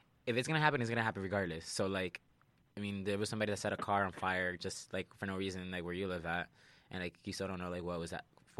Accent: New York City, New York, United States; where I grew up at, not that it's, like, ghetto because I'm from Sunset Park, Brooklyn

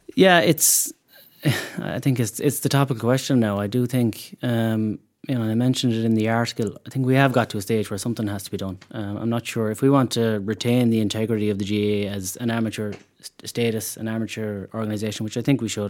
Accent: Mayo, Connacht, Ireland; moved away as an adult; now in Dublin, Ireland; we are from Mayo

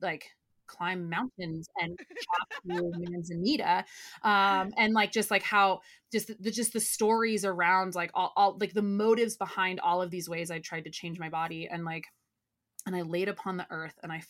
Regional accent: United States; growing up in Tahoe, like in the outdoors

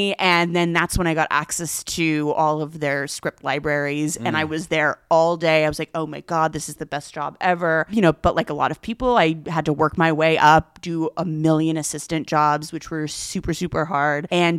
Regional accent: Corona, California, United States; I grew up in Corona, California, which is the Inland Empire, the depths of the Inland Empire

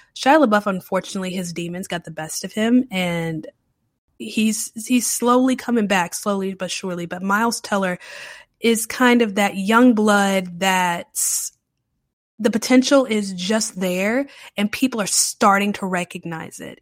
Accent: Charlotte, North Carolina, United States; now in New Orleans, United States; I'm originally from the Charlotte area

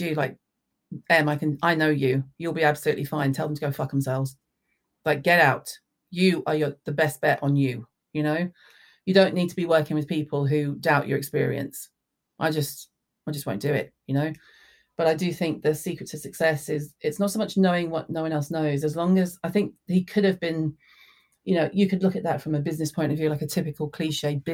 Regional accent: the South, United States; moved away; I was raised in the South.

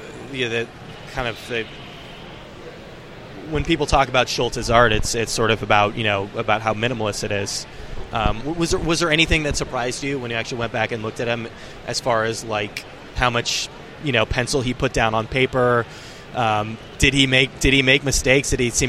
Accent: New York, United States; obviously, as a New Yorker, I can relate to this

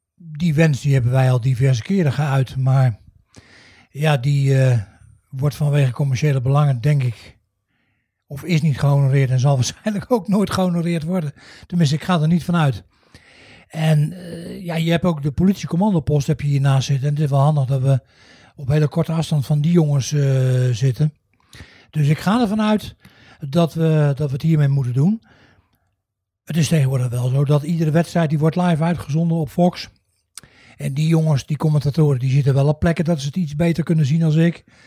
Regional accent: The Hague, South Holland, Netherlands; moved away; Ik ben geboren en getogen in, eh, in Den Haag.

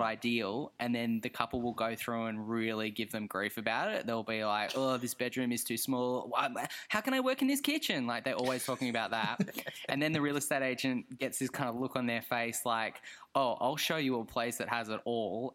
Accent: Australia; as an Australian

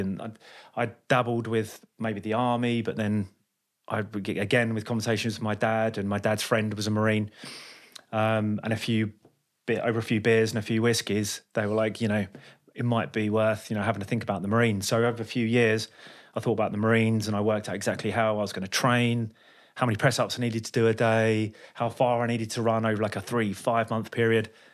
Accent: London, United Kingdom; I'm from London.

